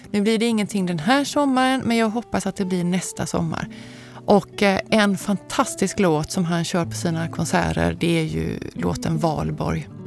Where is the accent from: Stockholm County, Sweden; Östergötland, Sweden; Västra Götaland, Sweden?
Västra Götaland, Sweden; Gothenburg; Jag kommer från Göteborg, från västkusten.